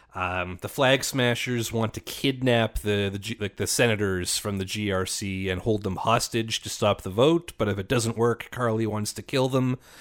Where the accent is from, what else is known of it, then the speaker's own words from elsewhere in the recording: Canada; as a Canadian